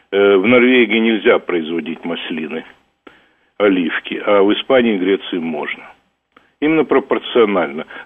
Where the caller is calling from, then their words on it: United States; Я из Штатов звоню.